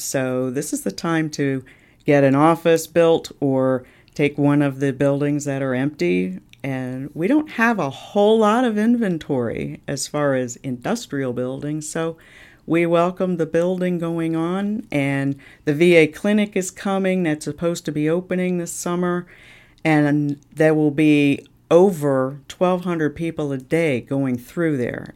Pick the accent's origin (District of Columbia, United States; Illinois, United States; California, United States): District of Columbia, United States; Washington; moved away as an adult; now in Cape Coral, United States; I grew up in Washington, D C